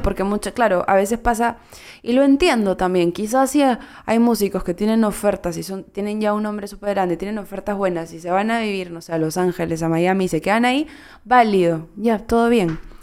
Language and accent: Spanish; Peru; es que peruana sí